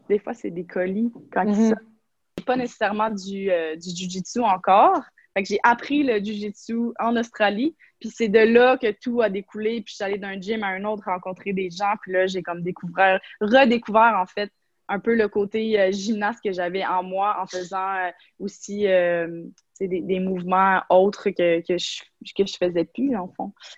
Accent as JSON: {"language": "French", "region": "Quebec", "country": "Canada"}